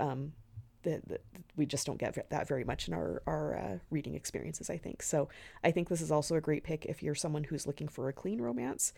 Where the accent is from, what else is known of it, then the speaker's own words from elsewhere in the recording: the West, United States; moved away; I'm from the West. So, where I'm from, we called it the Tower of Babel